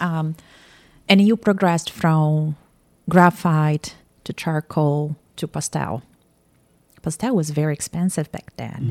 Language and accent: English; Campinas, São Paulo, Brazil; born or raised there; moved away as an adult; now in Atlanta, United States